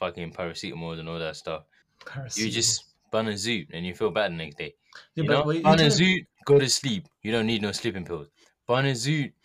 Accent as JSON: {"language": "English", "country": "United Kingdom"}